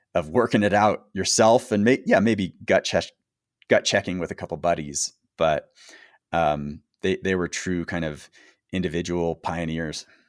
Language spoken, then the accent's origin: English; United States; being an American base jumper in that era